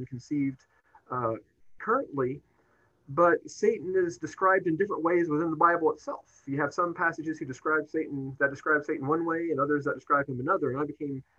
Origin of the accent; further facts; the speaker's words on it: Bowling Green, Kentucky, United States; moved away as an adult; now in Jefferson City, United States; I grew up in Bowling Green, Kentucky